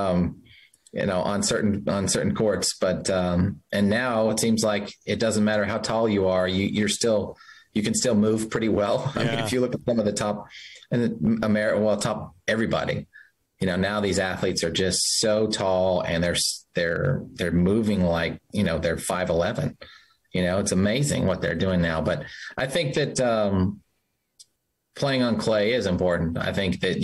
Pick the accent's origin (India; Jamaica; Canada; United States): United States; Utah; growing up in Utah, high altitude tennis